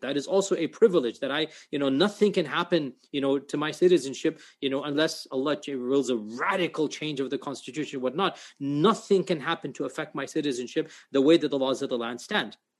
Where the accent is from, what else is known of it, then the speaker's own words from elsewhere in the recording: United States; I speak as an American